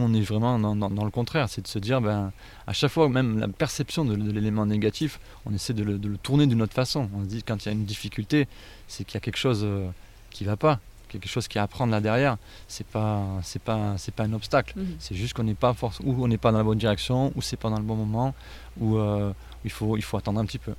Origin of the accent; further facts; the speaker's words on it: Ardèche, Auvergne-Rhône-Alpes, France; j'ai grandi en Ardèche